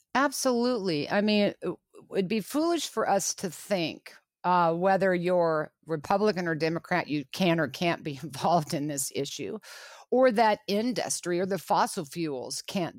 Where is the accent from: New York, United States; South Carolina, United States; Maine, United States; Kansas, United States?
Kansas, United States; Lawrence; I was born and raised in Lawrence, Kansas